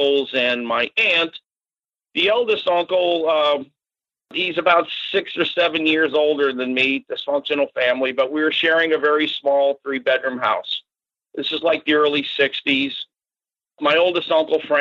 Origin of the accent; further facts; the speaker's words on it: Florida, United States; also born or lived in Natick, Massachusetts; growing up in Florida